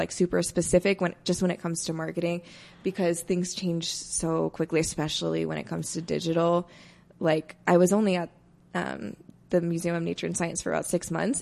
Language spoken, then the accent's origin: English; Indiana, United States; moved away as an adult; also born or lived in Iowa / Los Angeles; now in Denver, United States; I'm from the Midwest, originally from Indiana.